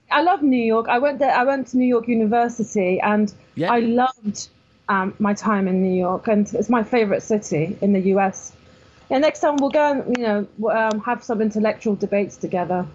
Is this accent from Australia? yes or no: no; Iran; moved away; I was born in Iran in 1973